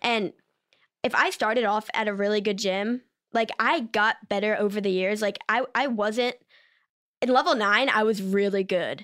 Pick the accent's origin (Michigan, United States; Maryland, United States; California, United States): Maryland, United States; accent: Maryland accent; I'm from Maryland